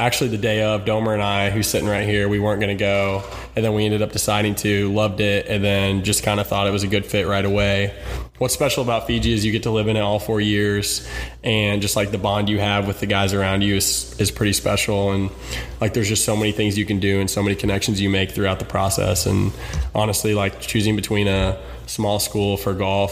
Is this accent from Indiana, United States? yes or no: yes; Bloomington, Indiana, United States; most likely going to live in Bloomington for the rest of my life. So super excited and probably won't move from my hometown